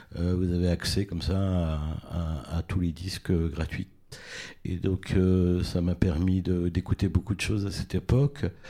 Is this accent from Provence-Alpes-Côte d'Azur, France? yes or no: no; Tours, Centre-Val de Loire, France; j'ai grandi à Tours